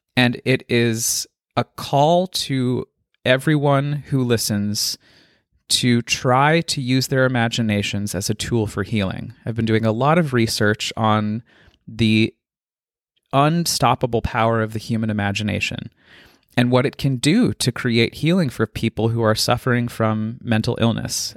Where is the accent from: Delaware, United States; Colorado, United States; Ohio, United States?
Colorado, United States; I was born and raised in Colorado and lived in the foothills of the Rockies